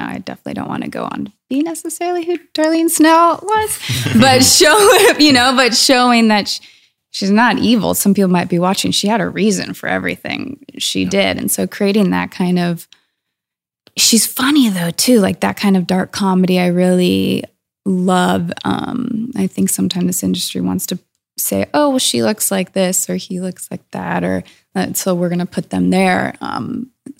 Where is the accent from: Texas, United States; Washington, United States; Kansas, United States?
Washington, United States; Woodinville; also born or lived in Scotland; I'm from Woodinville and I grew up